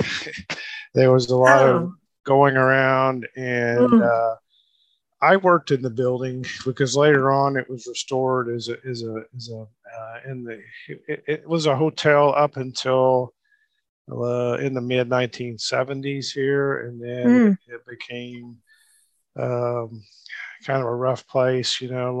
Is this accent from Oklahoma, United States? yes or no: yes; Muskogee, Oklahoma, United States; my hometown, Muskogee